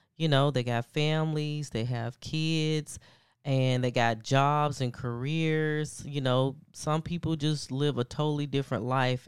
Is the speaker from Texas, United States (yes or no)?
no; Atlanta, Georgia, United States; also born or lived in Alabama; I am from Atlanta, um, however, I did attend college in Alabama.